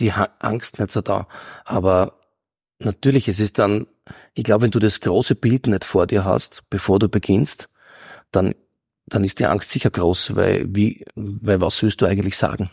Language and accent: German; Graz, Styria, Austria; ich komme aus Eckenberg in Graz und da war, war ganz extrem, also die Bronx, der Steiermark, muss man sagen